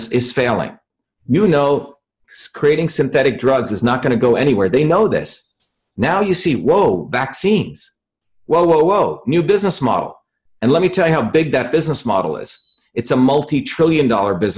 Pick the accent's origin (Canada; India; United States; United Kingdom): India; moved away; I grew up in India where my grandmother was a real healer.